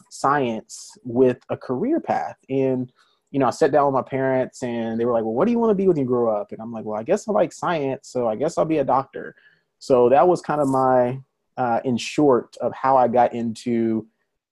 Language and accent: English; Birmingham, Alabama, United States; moved away as an adult; also born or lived in Atlanta, Georgia; now in Dallas, United States; I'm originally from Alabama, born and raised Birmingham, Alabama. So I'm a Southern boy.